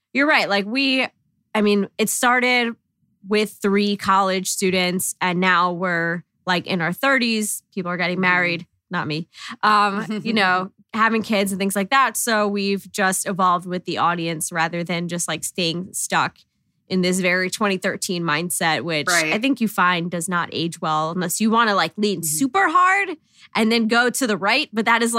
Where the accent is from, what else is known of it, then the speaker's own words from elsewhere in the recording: Long Island, New York, United States; I'm from Long Island